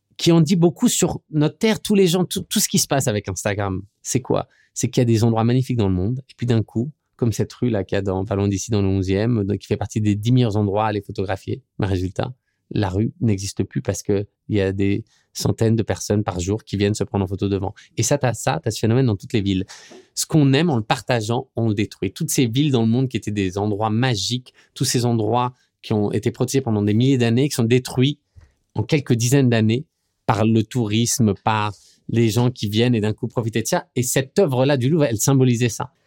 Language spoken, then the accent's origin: French; France; moved away as an adult; now in New York, United States; je suis français